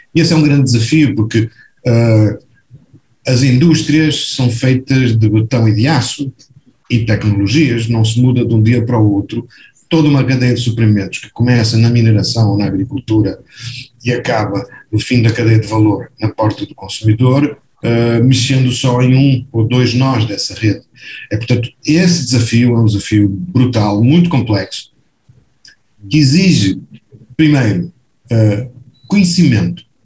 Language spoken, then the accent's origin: Portuguese; Portugal; now in Brazil; eu sou português também, moro no Brasil, ou morei no Brasil durante 45 anos